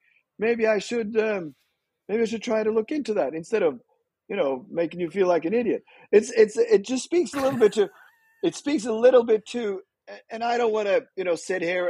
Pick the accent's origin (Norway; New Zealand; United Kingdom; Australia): Norway; Fredrikstad, Østfold; also born or lived in Netherlands; I was born in Holland. So my family is half my family is Dutch. And then we moved to Norway when I was really young. And I'm from a small town called Fredrikstad.